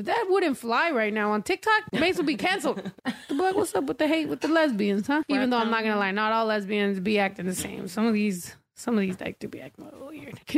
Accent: San Diego, California, United States; moved away; half my life I was raised in San Diego

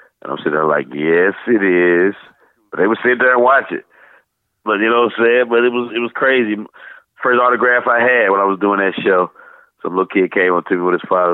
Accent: St. Louis, Missouri, United States; moved away as an adult; now in Atlanta, United States; I wasn't singing in the church choir, though, growing up in St. Louis

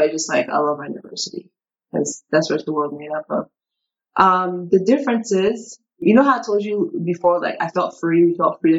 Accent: Gaithersburg, Maryland, United States; But where I grew up in Montgomery County, super, super, super diverse. I think in 2012, around those age, like the city that I lived in, Gaithersburg, it was rated as the most diverse city in America that year.

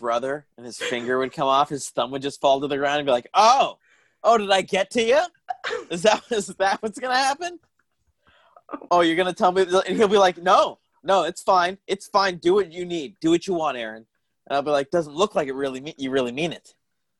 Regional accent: Tucson, Arizona, United States; I grew up in Arizona

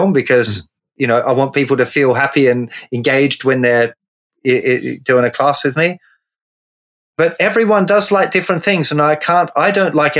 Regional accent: Tasmania, Australia; born or raised there; moved away as an adult; now in England, United Kingdom

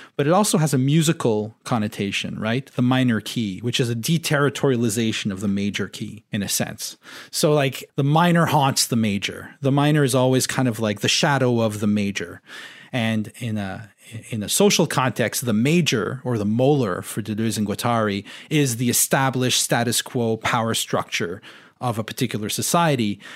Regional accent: Ontario, Canada; first language French; English is a second language; I grew up in Ontario

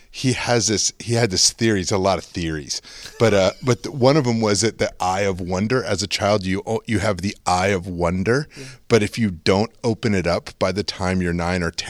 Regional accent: Connecticut, United States; I moved around a lot as a kid. Um, but we, but I say I'm from Connecticut because we lived there more than any other thing.

